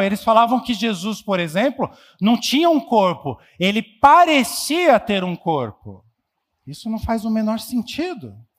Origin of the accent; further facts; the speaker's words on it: São Paulo, Brazil; nós somos paulistanos